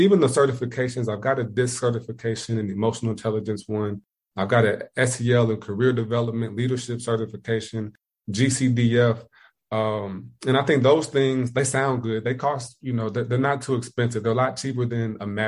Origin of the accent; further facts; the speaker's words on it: Indiana, United States; moved away as an adult; also born or lived in Ohio; now in South Carolina, United States; I'm from Indiana, went to school in Ohio, moved down to South Carolina